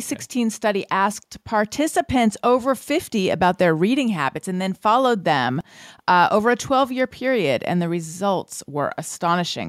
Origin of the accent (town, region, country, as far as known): United States